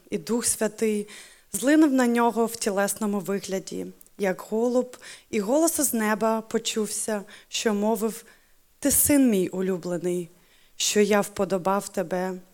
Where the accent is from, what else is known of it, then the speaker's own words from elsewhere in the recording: Ukraine; first language Ukrainian; German is a second language; meine Muttersprache ist Ukrainisch, genau, aber äh, tatsächlich meine Herzenssprache ist schon seit 13 Jahren Deutsch geworden.